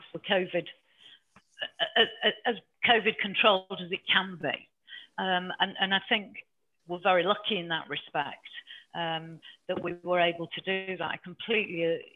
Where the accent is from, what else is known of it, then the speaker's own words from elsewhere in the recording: Yorkshire and the Humber, United Kingdom; I'm from Yorkshire